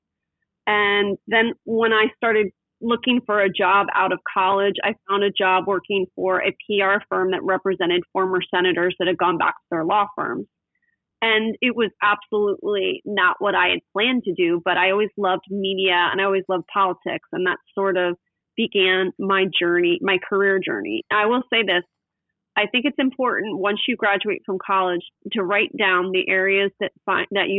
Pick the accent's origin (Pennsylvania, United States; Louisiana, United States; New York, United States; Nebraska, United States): Pennsylvania, United States; West Chester; now in Newport Beach, United States; I grew up in Westchester, Pennsylvania, which is a suburb of Philadelphia